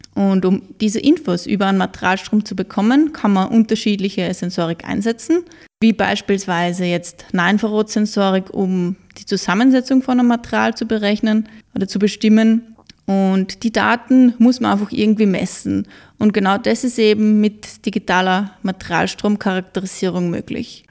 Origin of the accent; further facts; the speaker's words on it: Mürztal, Styria, Austria; ich bin in Mürztal groß geworden